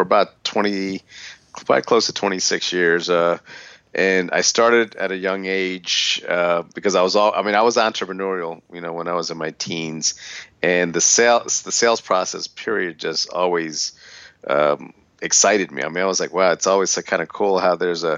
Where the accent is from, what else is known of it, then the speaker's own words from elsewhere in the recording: Philadelphia, Pennsylvania, United States; I grew up in Philadelphia